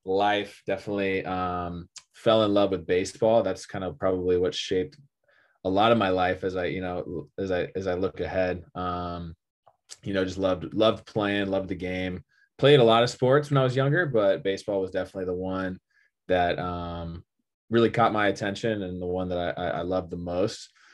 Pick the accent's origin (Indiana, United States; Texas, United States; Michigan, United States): Texas, United States; Austin; also born or lived in California; I moved to Texas when I was, uh, in third grade. I guess I was, like, eight or nine or something like